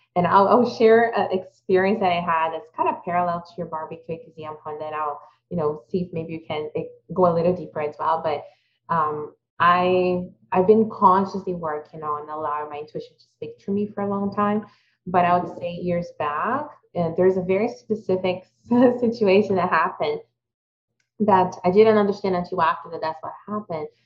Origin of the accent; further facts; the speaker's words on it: Brazil; moved away; I also was fortunate to have a really good childhood, but growing up in Brazil